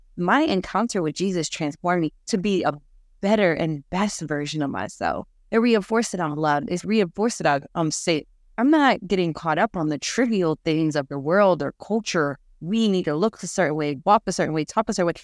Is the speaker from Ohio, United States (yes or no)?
no; New York, United States; I'm a New Yorker.